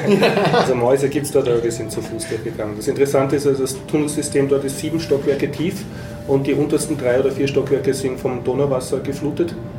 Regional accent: Austria; als Österreicher

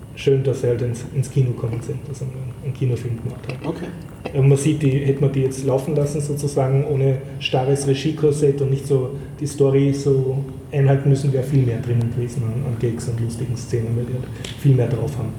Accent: Austria; man fühlt sich als Österreicher

